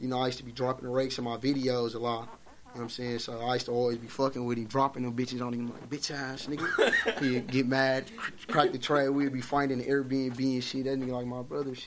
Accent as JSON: {"language": "English", "town": "Milwaukee", "region": "Wisconsin", "country": "United States", "tie": "born or raised there", "said": "I grew up in Milwaukee"}